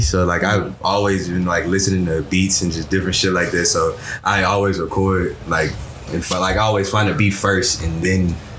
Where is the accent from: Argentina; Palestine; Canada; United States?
United States; Baton Rouge, Louisiana; From down here, Baton Rouge.